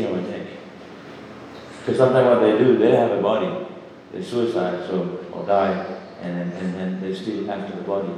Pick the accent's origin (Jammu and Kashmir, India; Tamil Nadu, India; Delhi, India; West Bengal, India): West Bengal, India; Shantipur; a small boy growing up in Shantipur